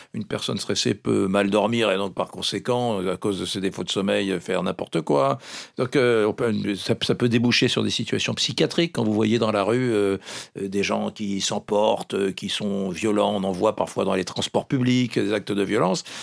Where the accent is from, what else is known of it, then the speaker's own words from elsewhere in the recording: Gascony, Nouvelle-Aquitaine, France; chez moi en Gascogne, j'ai un oncle qui était vraiment euh, fan de phytothérapie dans les années 60-70